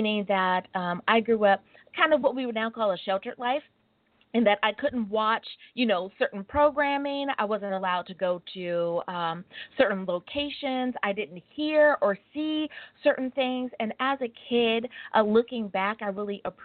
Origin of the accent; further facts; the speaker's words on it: Hampton Roads, Virginia, United States; now in Long Beach, United States; I am originally from the Hampton Roads area of Virginia, so I am a Southerner. I live in Long Beach, California.